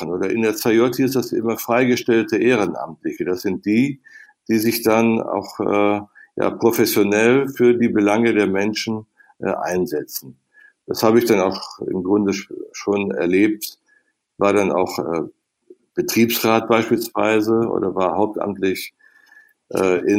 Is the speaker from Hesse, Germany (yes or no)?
no; North Rhine-Westphalia, Germany; Und dann kam die Chance in meiner Heimat am Niederrhein im Kreis Viersen, jetzt kannst du selber Politik machen.